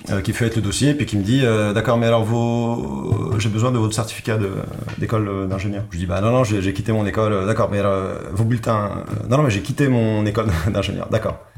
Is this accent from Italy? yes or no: yes; Italy; also born or lived in Morocco; Je suis né au Maroc. Par la suite, je suis arrivé très vite en Italie à l'âge de 3 ans. Et j'ai appris le français et l'italien quasiment en même temps. Et puis je suis revenu au Maroc pendant 4-5 ans. Et puis je suis reparti en Italie.